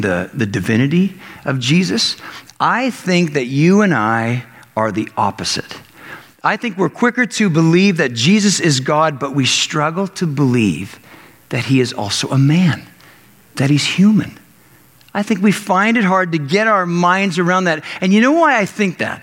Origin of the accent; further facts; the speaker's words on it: Canada; growing up in Canada